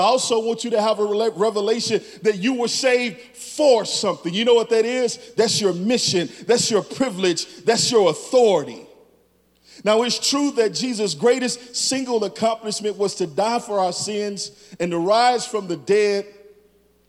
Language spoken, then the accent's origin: English; Chicago, Illinois, United States; moved away; I'm from Chicago.